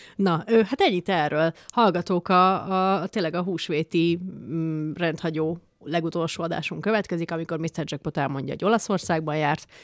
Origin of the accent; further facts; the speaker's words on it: Békés, Hungary; nekem békésiként